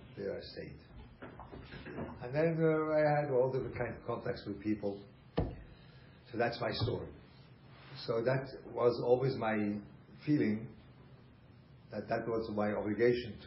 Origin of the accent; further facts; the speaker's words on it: Switzerland; English is a second language; moved away; I grew up in Switzerland